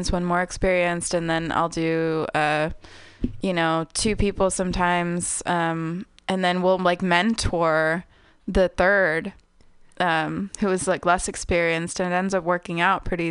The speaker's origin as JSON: {"language": "English", "country": "United States", "tie": "born or raised there", "said": "I was raised in America, but I had family in Mexico"}